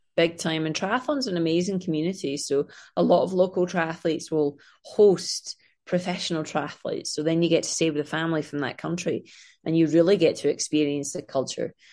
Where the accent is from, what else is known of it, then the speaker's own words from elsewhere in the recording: Scotland, United Kingdom; now in Los Angeles, United States; I am from Scotland, as you can tell by my crazy accent.